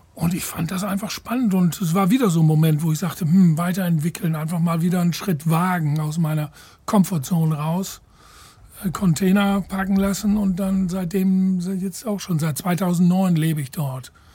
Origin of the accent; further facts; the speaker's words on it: Ireland; moved away; nach Irland in meine alte Heimat